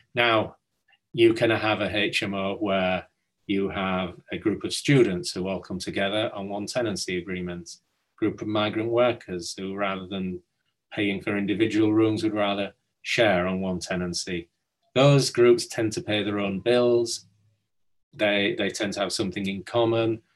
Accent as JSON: {"language": "English", "town": "Hull", "region": "Yorkshire and the Humber", "country": "United Kingdom", "tie": "born or raised there", "said": "I'm from from Hull. Um, grew up near Hull"}